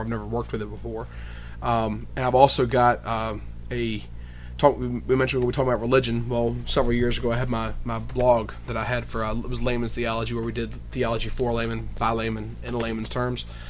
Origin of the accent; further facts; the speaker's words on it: Appomattox, Virginia, United States; my hometown or our hometown actually of yeah. Appomattox, Virginia